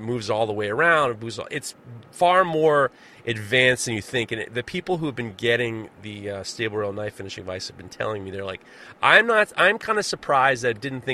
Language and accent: English; New York, United States; as a New Yorker and as a Yankee fan